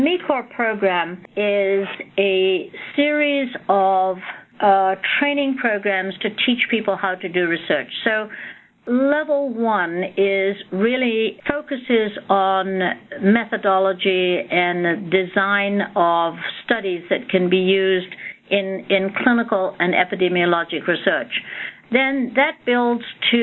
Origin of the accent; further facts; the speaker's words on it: Scotland, United Kingdom; moved away; also born or lived in India; I was born in India and received all my education in Scotland.